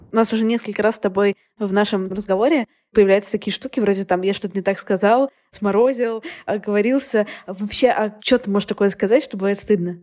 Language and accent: Russian; Saint Petersburg, Russia; also born or lived in Moscow; Я сама из Петербурга, но я прожила год в Москве